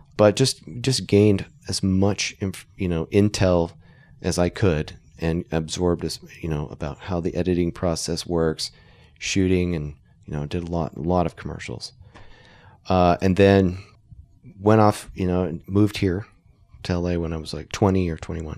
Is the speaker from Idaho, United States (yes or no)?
yes; Idaho, United States; we're from Idaho